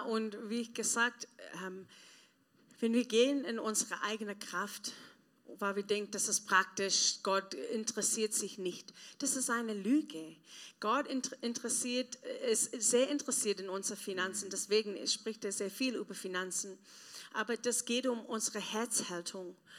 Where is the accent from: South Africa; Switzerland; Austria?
South Africa; German is a second language; moved away as an adult; now in Germany; ich komme aus Südafrika, das ist ähm, teilweise ein armes Land, dritte Welt. Und ähm, wenn ich jung war, mein Papa war gestorben, meine Mama war weg